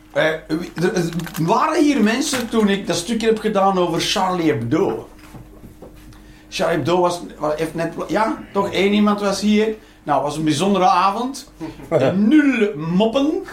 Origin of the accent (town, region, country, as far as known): Flanders, Belgium